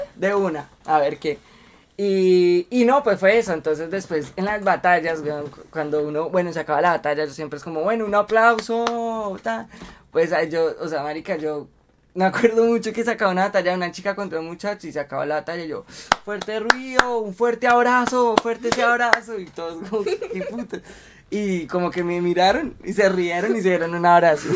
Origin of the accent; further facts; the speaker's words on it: Colombia; somos el público colombiano